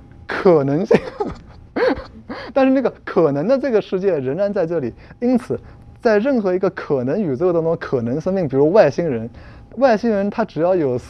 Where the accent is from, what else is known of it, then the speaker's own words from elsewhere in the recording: Germany; 我们今天的德国人仍然有那个希腊的那个词根，因此我们德国人就要遵循古希腊的那个这样传统之类